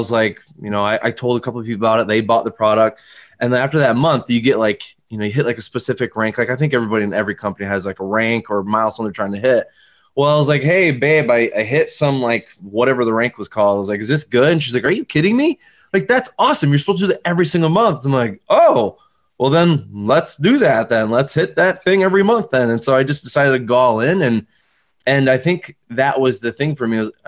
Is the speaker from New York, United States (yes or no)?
yes; Northern New York, United States; now in Albany area, United States; I'm originally from Northern New York, you know, like not like Albany, but like North, very North